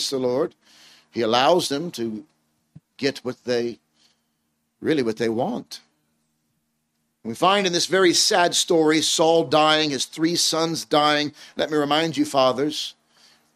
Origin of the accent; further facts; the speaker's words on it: United States; accent: American; my accent is American